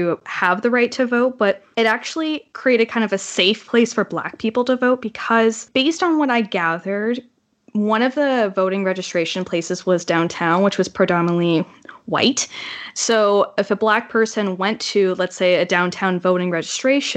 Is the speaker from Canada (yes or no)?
yes; Canada; As a Canadian